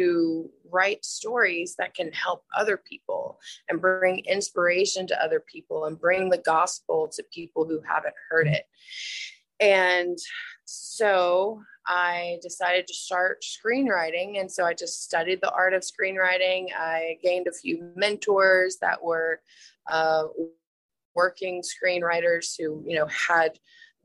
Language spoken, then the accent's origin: English; Atlanta, Georgia, United States; now in Huntsville, United States; I grew up in Atlanta